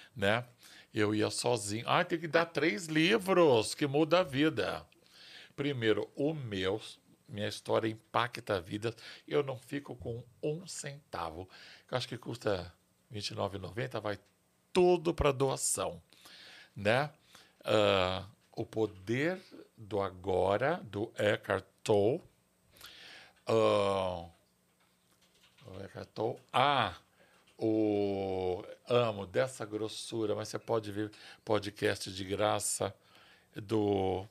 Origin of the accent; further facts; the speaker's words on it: São Paulo, Brazil; eu nasci em São Paulo, eu tenho orgulho de ser paulistano